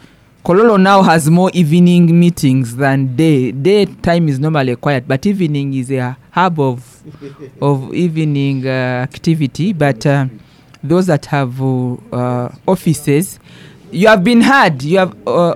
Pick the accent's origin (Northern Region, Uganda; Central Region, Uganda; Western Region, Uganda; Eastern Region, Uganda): Eastern Region, Uganda; because I'm from Bugisu.